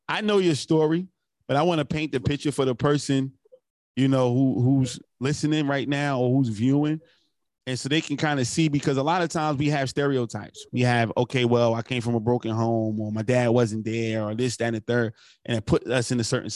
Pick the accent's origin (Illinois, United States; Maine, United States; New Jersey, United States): New Jersey, United States; moved away as an adult; also born or lived in Columbia, South Carolina; I'm originally from New Jersey. So when I came to South Carolina for college